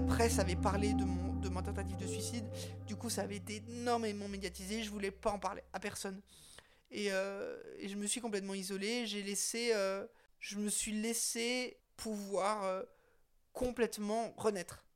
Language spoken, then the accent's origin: French; Windward Islands, French Polynesia; moved away; je me suis retrouvée à Tahiti, là où j'ai grandi